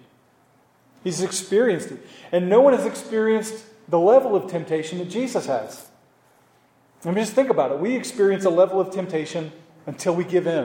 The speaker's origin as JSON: {"language": "English", "region": "Oklahoma", "country": "United States", "tie": "born or raised there", "moved": "yes", "said": "I'm from Oklahoma"}